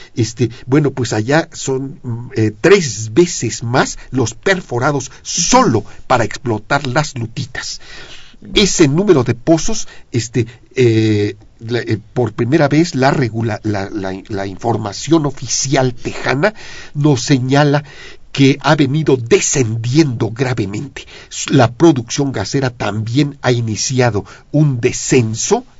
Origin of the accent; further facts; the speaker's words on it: Mexico; la situación contemporánea de nuestro país